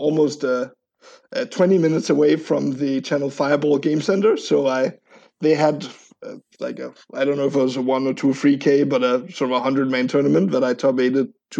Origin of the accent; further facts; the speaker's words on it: Copenhagen, Capital Region of Denmark, Denmark; English is a second language; moved away as an adult; now in San Francisco, United States; I'm from Copenhagen, so I'm Danish.